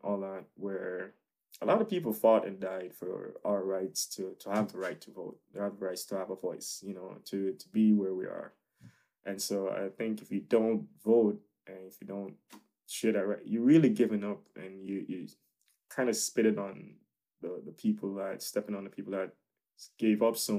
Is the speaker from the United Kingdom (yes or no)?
no; Jamaica; now in United States; of course, I see myself as Jamaican, but now it's like, I grew up, as I said, you know, I felt like a lot of me grew up in America, you know.